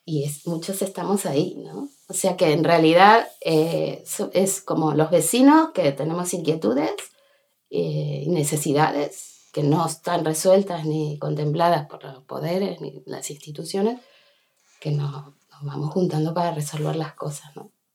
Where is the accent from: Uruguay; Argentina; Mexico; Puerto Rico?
Argentina; Buenos Aires; moved away as an adult; now in Bustarviejo, Spain; nací en Buenos Aires y a lo, en un barrio central de, centro de Buenos Aires y llegué aquí, o sea, con, a los 26 años me, vine para aquí